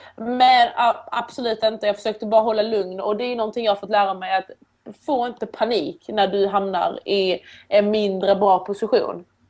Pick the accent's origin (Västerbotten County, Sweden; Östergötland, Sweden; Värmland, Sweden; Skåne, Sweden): Skåne, Sweden; Åstorp; also born or lived in Iran / Turkey / Helsingborg; Och då kom vi till ett litet samhälle då nära Helsingborg som heter Åstorp. En liten, en liten byhåla. Och där växte jag upp